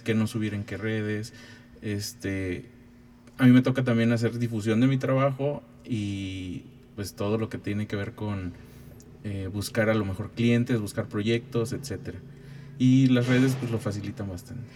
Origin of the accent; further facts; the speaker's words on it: Ciudad Valles, San Luis Potosí, Mexico; moved away as an adult; now in San Luis Potosí, Mexico; yo nací en, Ciudad Valle, soy huasteco.